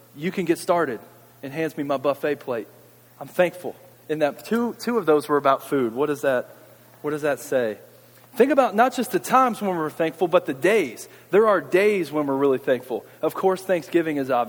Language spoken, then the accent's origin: English; Louisville, Kentucky, United States; I grew up in Louisville